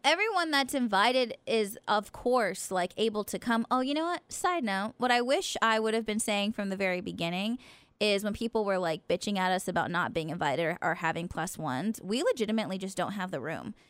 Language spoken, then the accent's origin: English; Stockton, California, United States; moved away; my hometown of Stockton